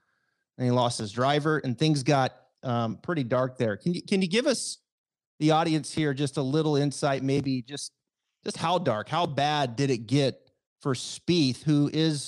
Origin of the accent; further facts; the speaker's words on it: the Northwest, Pacific Northwest, United States; I'm from the Northwest too